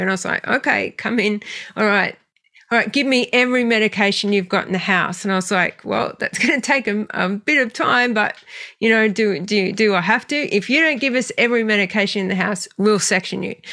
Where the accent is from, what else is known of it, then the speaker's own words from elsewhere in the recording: Australia; also born or lived in western suburbs of Sydney; I grew up in the western suburbs of Sydney, so very working class family, and then moved to a small country town when I was seven